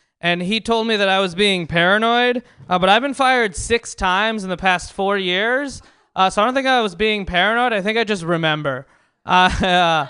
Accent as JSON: {"language": "English", "town": "San Francisco", "region": "California", "country": "United States", "tie": "born or raised there", "said": "I grew up in San Francisco, grew up in the Bay Area."}